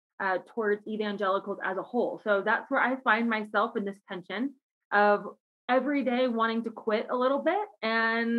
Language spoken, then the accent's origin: English; Cincinnati, Ohio, United States; moved away as an adult; now in Colorado Springs, United States; I'm originally from Cincinnati, Ohio, grew up there my whole life